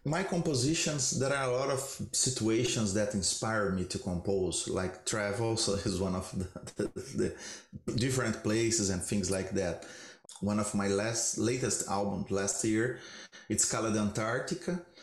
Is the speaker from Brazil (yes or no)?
yes; Brazil; moved away; I am originally from Brazil